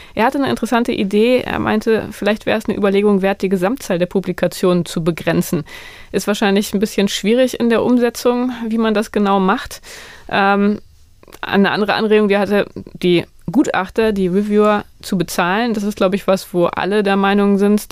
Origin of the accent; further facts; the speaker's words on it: Northern Germany, Germany; moved away; ich komme aus dem Norden